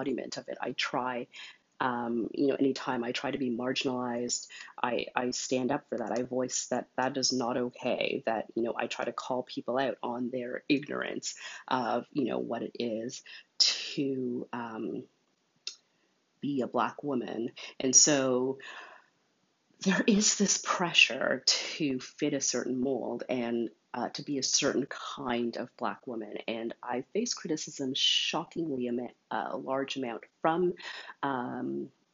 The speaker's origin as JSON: {"language": "English", "town": "Montreal", "region": "Quebec", "country": "Canada", "tie": "born or raised there", "said": "I was born in Montreal"}